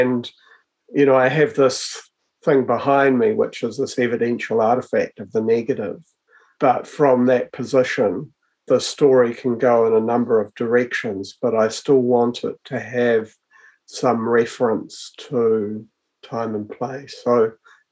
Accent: Hutt Valley, Wellington, New Zealand; I was born and raised in the Hutt Valley

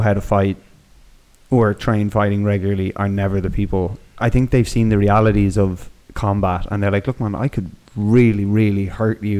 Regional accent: Ireland; moved away as an adult; also born or lived in Canada; now in Spain; this is just from me growing up now in Ireland, fighting's a big part of like growing up in Ireland

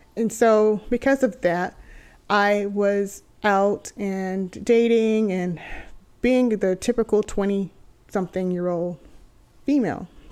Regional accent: Texas, United States; moved away as an adult; also born or lived in California; I'm originally from Texas, and so I spent my whole life being here in Texas

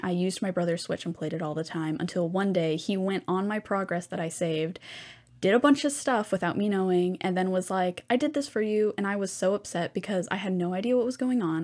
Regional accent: Houston, Texas, United States; I was from Hu, like, in Houston, so I am stationed in Texas

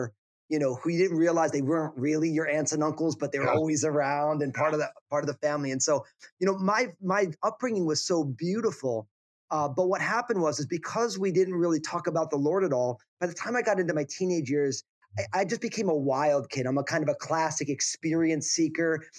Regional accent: New Jersey, United States; moved away as an adult; also born or lived in San Francisco Bay Area, California / Pacific Northwest; now in Portland, United States; I moved from my home state of New Jersey out to the West Coast

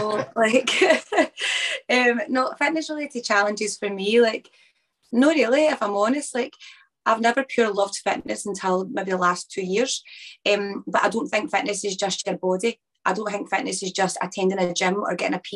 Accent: Chapelhall, Scotland, United Kingdom; also born or lived in England; I was born in England and I moved to Scotland when I was about 5, my nan and papa

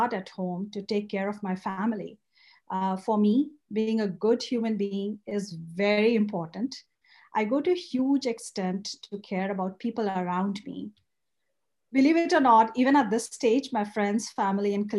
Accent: India; moved away as an adult; now in United States; I grew up in India and I was super pampered by my grandparents where I spent early years of my childhood

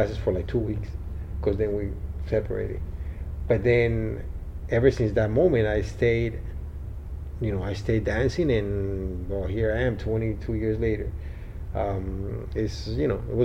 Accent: Bogotá, Bogotá Capital District, Colombia; now in Miami, United States; I was born in Colombia, Bogota, Colombia.

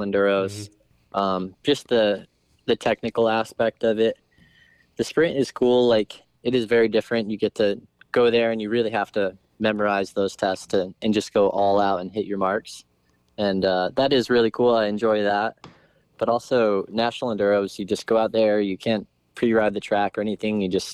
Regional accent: Connecticut, United States; I grew up in Connecticut, riding local Hare scrambles

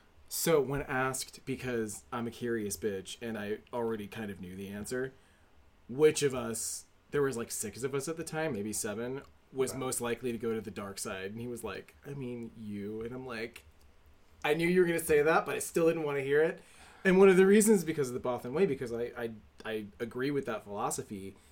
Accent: United States; we are very much, unfortunately, American

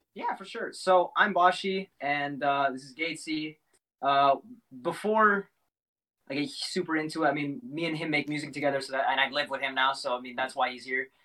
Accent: Minnesota, United States; also born or lived in South America; my hometown in in Minnesota

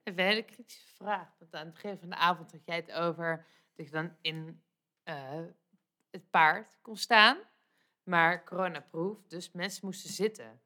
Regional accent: The Hague, South Holland, Netherlands; als Hagenees

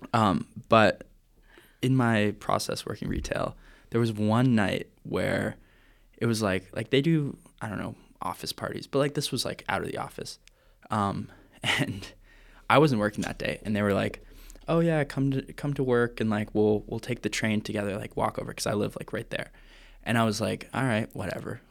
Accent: Vancouver, British Columbia, Canada; I'm from Vancouver, Canada

